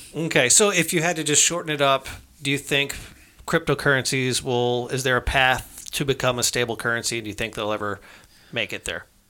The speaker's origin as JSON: {"language": "English", "country": "United States", "said": "I'm an American citizen"}